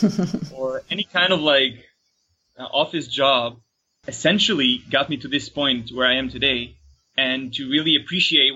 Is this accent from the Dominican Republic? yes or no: no; Tel Aviv, Tel Aviv District, Israel; I'm from Israel, Tel Aviv